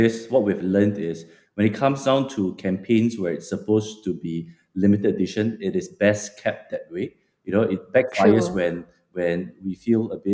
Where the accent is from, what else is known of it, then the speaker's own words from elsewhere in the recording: Malacca, Malaysia; also born or lived in Melbourne; I'm personally born and bred in Malacca